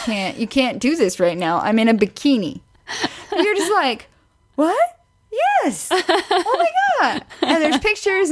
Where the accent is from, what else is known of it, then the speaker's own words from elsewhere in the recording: Missouri, United States; now in Colorado, United States; growing up in Missouri